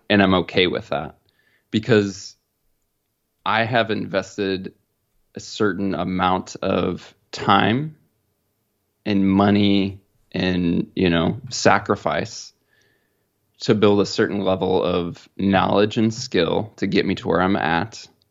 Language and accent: English; Midwest, United States; growing up in the Midwest